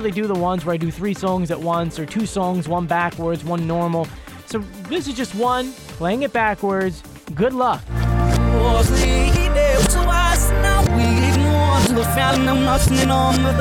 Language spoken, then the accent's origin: English; Philadelphia, Pennsylvania, United States; I'm not from Philadelphia, but I grew up in Philadelphia and went to school in Philadelphia